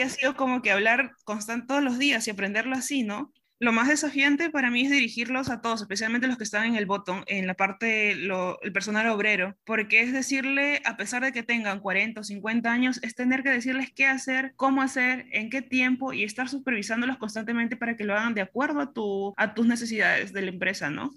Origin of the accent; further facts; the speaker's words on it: Pisco, Ica, Peru; moved away as an adult; now in Shanghai, China; soy de Pisco, de Perú